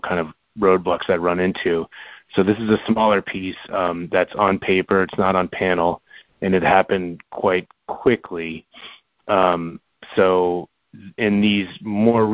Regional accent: Florida, United States; moved away; also born or lived in New York; I grew up in Florida, so I lived in New York for, you know, quite a while

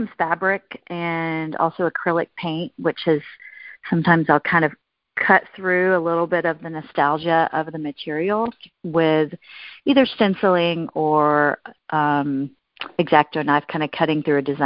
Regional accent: the South, United States; I'm from a town of 1,400 people.

